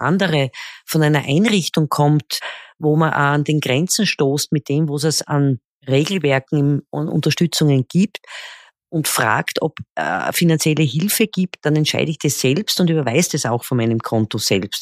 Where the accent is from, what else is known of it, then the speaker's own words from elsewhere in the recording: Graz, Styria, Austria; wie man bei uns in Österreich sagt